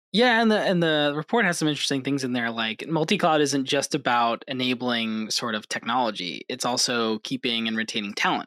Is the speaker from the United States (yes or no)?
yes; Hudson Valley, New York, United States; I grew up in the Hudson Valley, New York